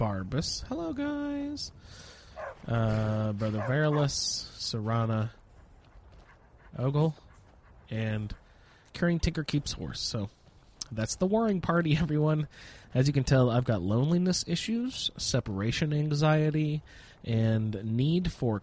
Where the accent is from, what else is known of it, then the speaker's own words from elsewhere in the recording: Indiana, United States; accent: Hoosier; moved away as an adult; I grew up in Indiana